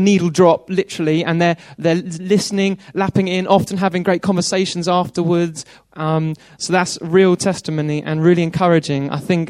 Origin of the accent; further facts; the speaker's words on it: Worthing, South East England, United Kingdom; Okay, I've been told to say where I'm from. I'm from Worthing, no joke.